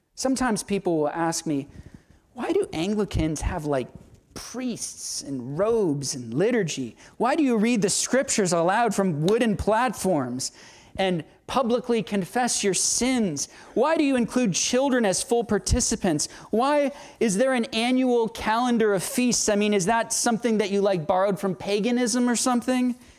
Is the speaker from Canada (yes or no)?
no; Southern United States, United States; Southern American Christians living in a largely Baptistic context